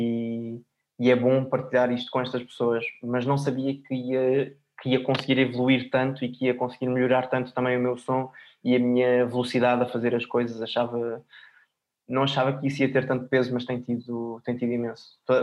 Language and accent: Portuguese; Portugal; se eu sou português, se eu falo em português